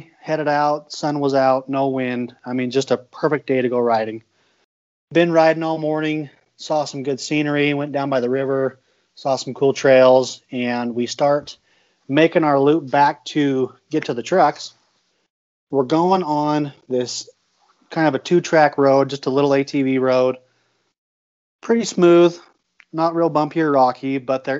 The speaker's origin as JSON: {"language": "English", "town": "Rock Springs", "region": "Wyoming", "country": "United States", "tie": "born or raised there", "said": "I grew up in Rock Springs, Wyoming"}